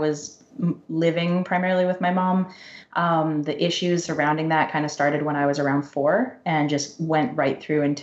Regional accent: Vancouver, British Columbia, Canada; also born or lived in Victoria; I was born and raised in Vancouver

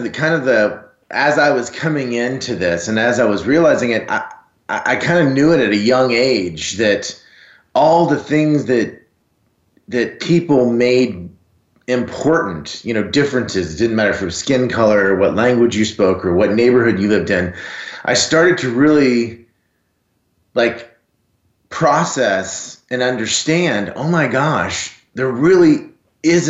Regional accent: South Florida, United States; also born or lived in Texas; I grew up in South Florida

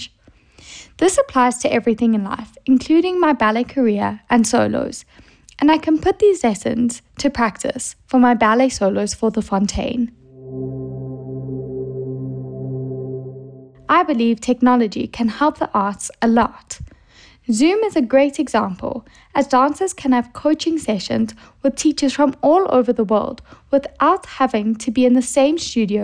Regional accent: South Africa; I'm from South Africa

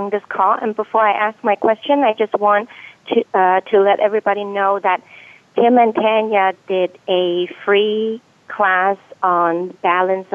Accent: China; moved away as an adult; now in United States; I grew up in a very urban area, kind of like Los Angeles. I'm actually from China.

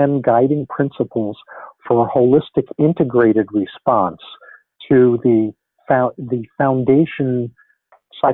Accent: New York, United States; moved away; I grew up in New York

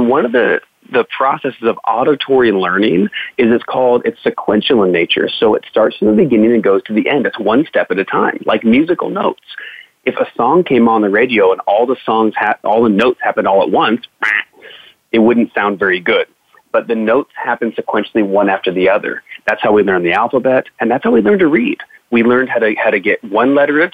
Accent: United States; growing up in the American schooling system

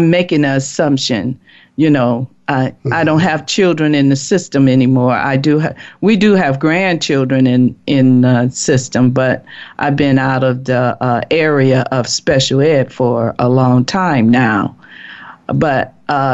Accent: Chicago, Illinois, United States; I'm from Chicago, and I grew up there, went to school there.

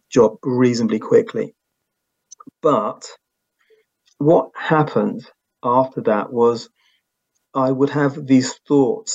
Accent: United Kingdom; accent: UK; So I'm UK born and bred

